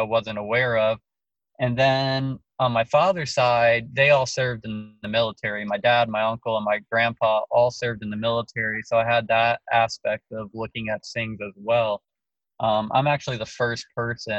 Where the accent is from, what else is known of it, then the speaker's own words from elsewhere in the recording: Laurence Harbor, New Jersey, United States; I'm from New Jersey, New York, New Jersey. I was in seventh grade when it happened. Where I lived is Lawrence Harbor, New Jersey